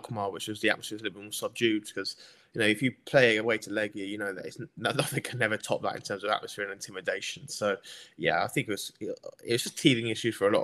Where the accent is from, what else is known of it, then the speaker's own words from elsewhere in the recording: England, United Kingdom; I'm English